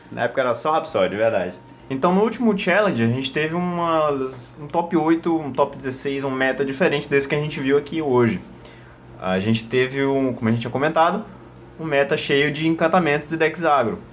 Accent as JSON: {"language": "Portuguese", "region": "Northeast Region", "country": "Brazil", "said": "a gente é do Nordeste e a gente fala Diabo"}